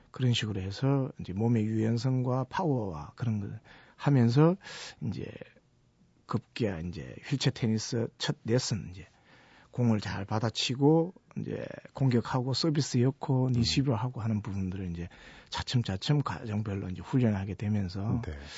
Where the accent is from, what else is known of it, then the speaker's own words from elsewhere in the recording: Gyeongsang, South Korea; 제가 경상도 촌놈인데